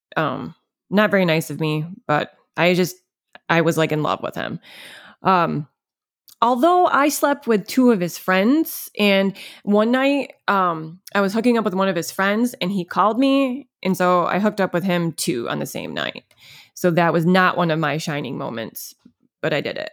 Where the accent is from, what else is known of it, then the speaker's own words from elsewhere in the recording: Munnsville, New York, United States; I grew up in Munsville, New York. Um, it's upstate New York